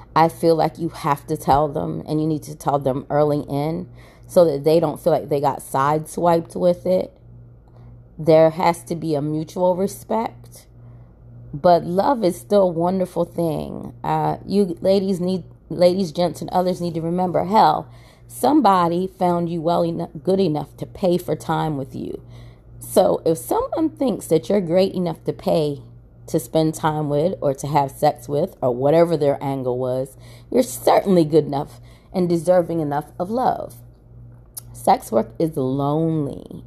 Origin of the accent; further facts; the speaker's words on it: Maryland, United States; now in Atlanta, United States; I'm originally from Maryland